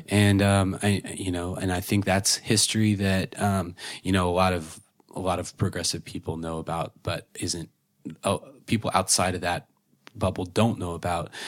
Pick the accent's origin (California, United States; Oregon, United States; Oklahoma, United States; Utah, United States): Oklahoma, United States; growing up in Oklahoma, you know, very conservative place